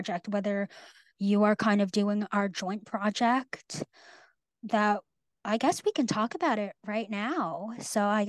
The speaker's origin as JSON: {"language": "English", "region": "Northern California", "country": "United States", "tie": "born or raised there", "also_born_or_lived": "New England", "moved": "as an adult", "said": "I grew up in Northern California and I go to school in New England"}